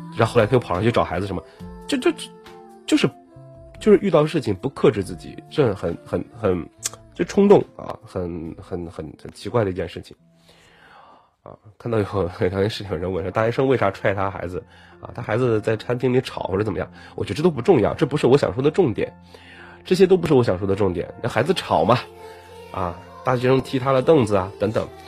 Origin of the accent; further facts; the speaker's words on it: Dalian, Liaoning, China; 我的家乡大连